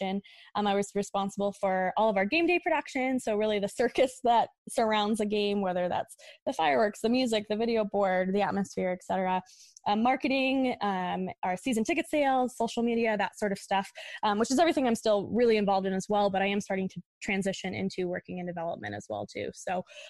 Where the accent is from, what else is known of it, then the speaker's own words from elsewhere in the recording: East Helena, Montana, United States; I grew up in East Helena